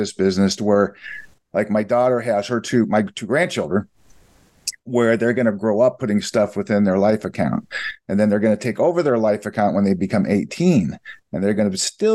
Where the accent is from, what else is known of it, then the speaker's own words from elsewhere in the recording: Iowa, United States; moved away; We're originally from Iowa, Midwest